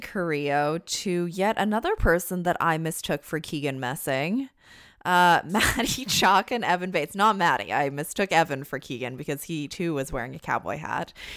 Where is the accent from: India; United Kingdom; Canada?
Canada; as a Canadian myself